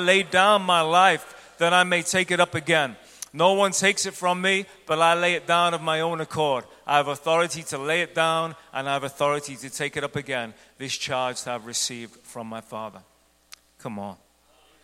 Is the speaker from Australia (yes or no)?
no; Ireland; moved away as an adult; now in United States; I'm from Ireland, and I used to look at the house we lived before we moved to the States.